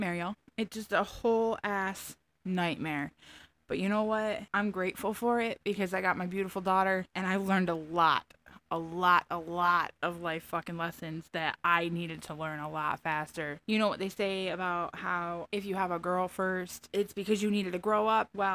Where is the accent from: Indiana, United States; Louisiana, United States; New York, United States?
New York, United States; Finger Lakes area, Central; accent: Southern; also born or lived in Tampa, Florida; I grew up here in Central New York, basically the middle of nowhere. Finger Lakes area in New York